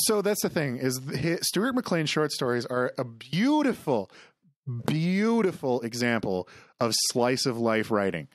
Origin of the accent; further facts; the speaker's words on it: near the Corner Gas set, Saskatchewan, Canada; the set is literally half an hour from my hometown